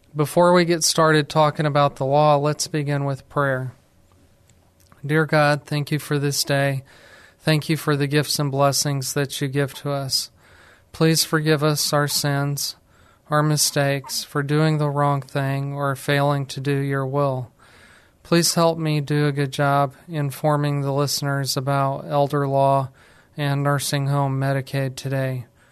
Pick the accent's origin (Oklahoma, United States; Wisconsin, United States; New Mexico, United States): New Mexico, United States; moved away as an adult; now in San Antonio, United States; I'm actually from New Mexico. I moved to San Antonio, Texas